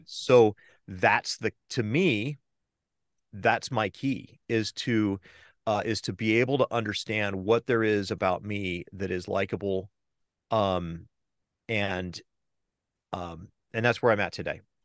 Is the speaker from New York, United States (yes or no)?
no; Southern California, United States; moved away as an adult; also born or lived in East Bay, San Francisco Bay Area; now in San Francisco Bay Area, United States; I grew up in Southern California.